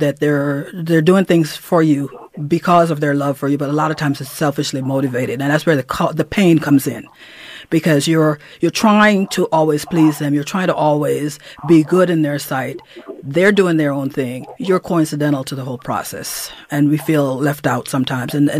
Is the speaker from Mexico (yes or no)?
no; Dangriga, Stann Creek District, Belize; now in United States; myself growing up in Dangriga, Belize, in Central America.